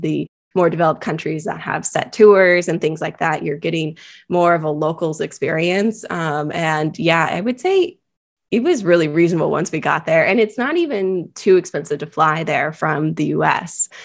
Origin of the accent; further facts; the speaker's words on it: California, United States; I am born and raised in California